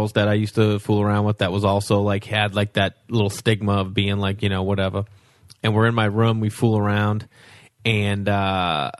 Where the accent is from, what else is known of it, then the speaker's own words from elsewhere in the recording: Stoneham, Massachusetts, United States; Stoneham, Mass. 15 minutes north of Boston up the up 93